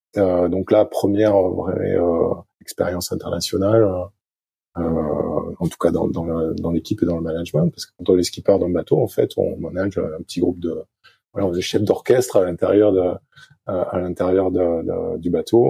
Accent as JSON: {"language": "French", "area": "Arcachon Basin", "region": "Nouvelle-Aquitaine", "country": "France", "said": "je suis français, je viens du, euh, sud-ouest de la France, Basse-en-Arcachon."}